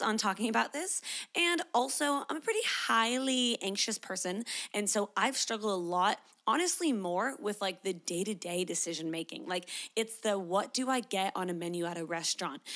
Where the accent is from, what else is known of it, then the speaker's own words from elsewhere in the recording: Canada; now in Sydney, Australia; I am a Canadian, but I live in Sydney, Australia